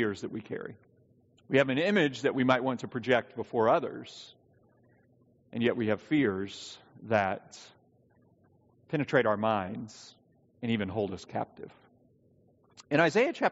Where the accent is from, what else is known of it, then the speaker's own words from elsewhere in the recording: the South, United States; I was raised in the South.